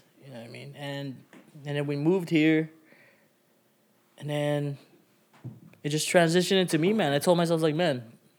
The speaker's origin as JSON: {"language": "English", "town": "Winnipeg", "region": "Manitoba", "country": "Canada", "tie": "born or raised there", "also_born_or_lived": "Philippines", "said": "I was born in the Philippines. I moved to Winnipeg when I was about grade four."}